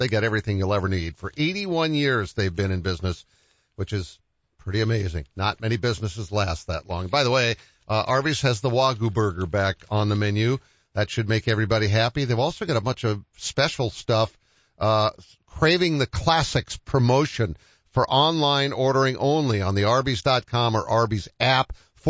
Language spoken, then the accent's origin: English; Wellesley, Massachusetts, United States; moved away; when I was born in Wellesley, Massachusetts.